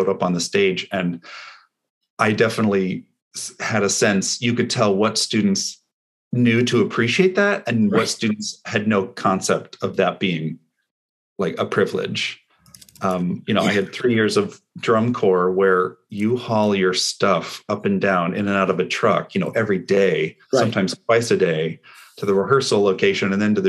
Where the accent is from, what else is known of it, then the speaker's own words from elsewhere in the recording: Los Altos, California, United States; I grew up in San Francisco Bay, California. I grew up in Los Altos.